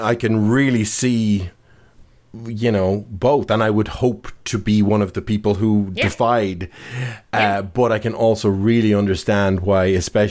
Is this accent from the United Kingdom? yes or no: no; Galway, Connacht, Ireland; accent: Dublin; now in Dublin, Ireland; I came from Galway and moved to Dublin. I was living there for 20 years and I just picked up the accent just because I'm an accent sponge. So I still have quite a Dublin accent now